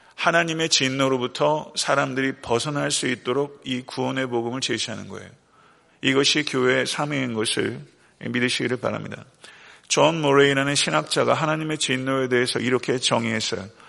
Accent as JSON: {"language": "Korean", "country": "South Korea", "said": "대한민국이라는 조국이 있어요"}